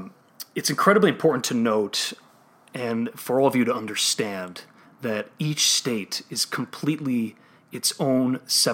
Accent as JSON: {"language": "English", "region": "Illinois", "country": "United States", "tie": "born or raised there", "said": "my home state of Illinois."}